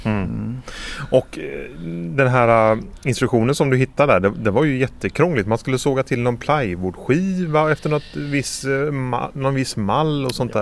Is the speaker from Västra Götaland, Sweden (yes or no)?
yes; Stenungsund, Västra Götaland, Sweden; moved away; jag är ju från Stenungsund, men bor inte längre på västkusten